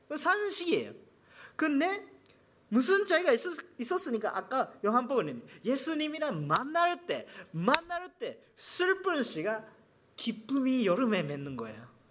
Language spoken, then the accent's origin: Korean; Japan; Korean is a second language; 제가 일본 사람이니까